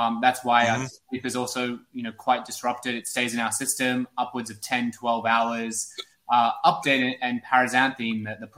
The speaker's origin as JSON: {"language": "English", "town": "Sydney", "region": "New South Wales", "country": "Australia", "moved": "yes", "lives_now": "New York, United States", "said": "I moved to New York from Sydney, Australia about 4 years ago."}